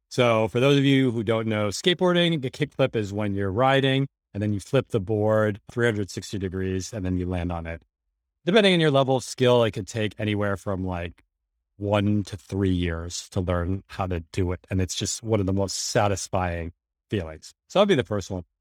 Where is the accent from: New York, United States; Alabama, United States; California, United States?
New York, United States; New York City; I grew up in New York City, middle class in the eighties and nineties